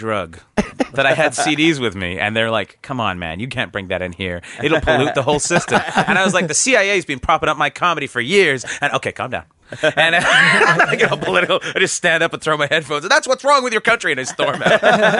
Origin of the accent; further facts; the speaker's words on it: Canada; you wouldn't have known I was Canadian.